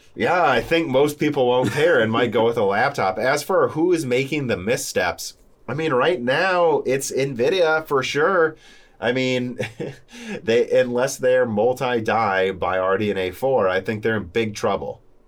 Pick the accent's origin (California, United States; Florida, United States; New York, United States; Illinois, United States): Illinois, United States; Bloomington; also born or lived in Peoria, Illinois; We grew up in Bloomington, Illinois